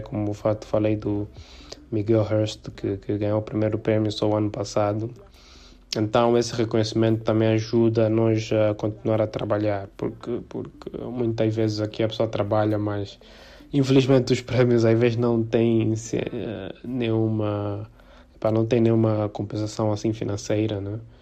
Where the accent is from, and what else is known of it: South Africa; born or raised there; now in Angola